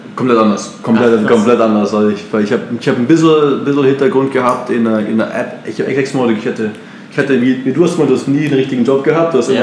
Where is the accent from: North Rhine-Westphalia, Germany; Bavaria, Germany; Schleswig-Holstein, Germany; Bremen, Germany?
Bavaria, Germany; Munich; moved away as an adult; also born or lived in Brazil / United States / Austria; now in Barcelona, Spain; ich komme aus, aus München